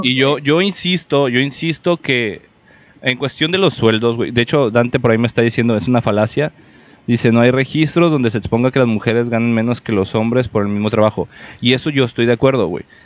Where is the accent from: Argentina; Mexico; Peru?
Mexico; para todos como mexicanos